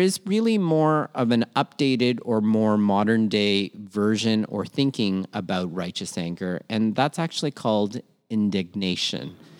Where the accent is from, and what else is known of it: Toronto, Ontario, Canada; born or raised there; also born or lived in Manila, Philippines